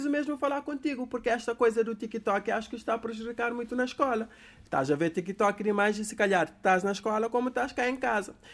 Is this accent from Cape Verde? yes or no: yes; Cape Verde; Daqui que eu vos falo sou eu, aqui de Cabo Verde.